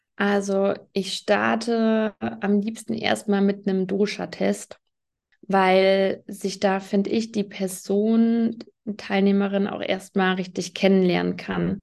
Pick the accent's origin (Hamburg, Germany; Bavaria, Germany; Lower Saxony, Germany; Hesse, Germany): Hesse, Germany; near Fulda; Ich komme aus der Nähe von Fulda in Hessen